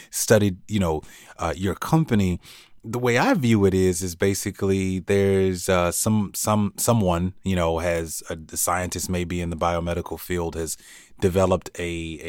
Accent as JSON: {"language": "English", "town": "Gainesville", "region": "Florida", "country": "United States", "tie": "born or raised there", "said": "when I was a kid, I grew up in Gainesville, Florida"}